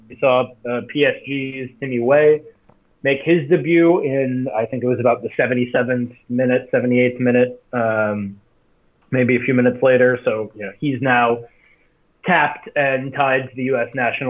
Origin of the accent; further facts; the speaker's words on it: Wisconsin, United States; moved away; I'm back in my hometown, Wisconsin